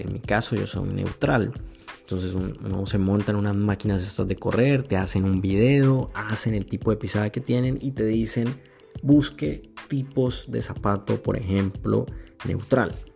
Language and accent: Spanish; Cartagena, Bolívar, Colombia; yo me crié en, en Cartagena, Colombia. Eh, hice high school ahí.